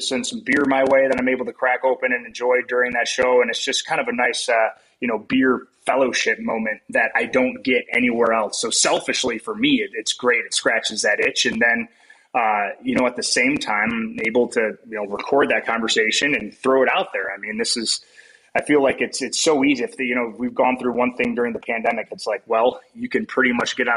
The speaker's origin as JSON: {"language": "English", "region": "West Michigan", "country": "United States", "tie": "born or raised there", "said": "growing up in West Michigan"}